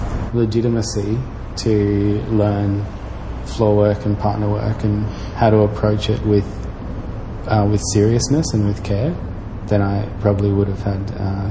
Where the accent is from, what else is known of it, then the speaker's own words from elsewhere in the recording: Darwin, Northern Territory, Australia; how you learn to deal with shit at growing up in Darwin as well